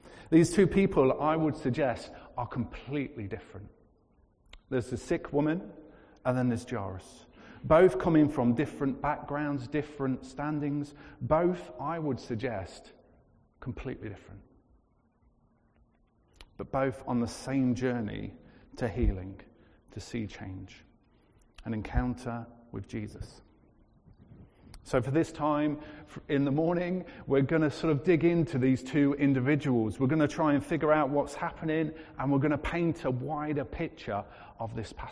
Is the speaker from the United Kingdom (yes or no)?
yes; United Kingdom